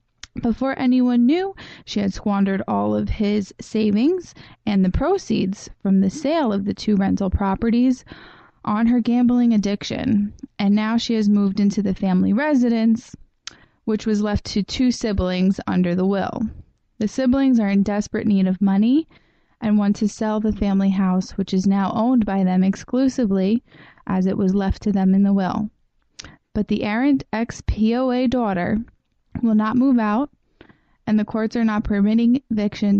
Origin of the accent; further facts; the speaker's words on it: Fort Lauderdale, Florida, United States; also born or lived in New York; now in Long Beach, United States; I'm originally from Fort Lauderdale, Florida, but I've been in New York for over 10 years.